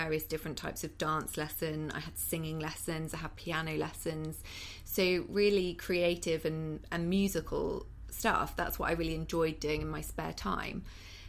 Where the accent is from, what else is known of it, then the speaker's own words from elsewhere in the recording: Cheddar, South West England, United Kingdom; moved away as an adult; now in London, United Kingdom; I'm from the West Country, so Cheddar in Somerset